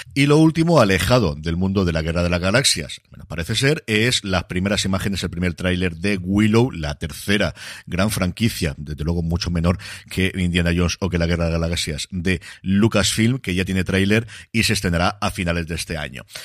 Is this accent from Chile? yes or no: no; Elche, Valencian Community, Spain; me tengo que quedar por aquí en mi tierra